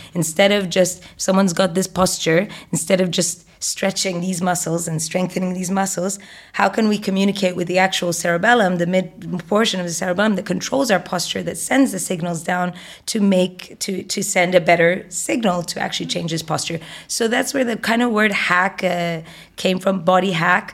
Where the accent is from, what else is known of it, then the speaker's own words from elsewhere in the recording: Egypt; Egyptian, and I grew up in Egypt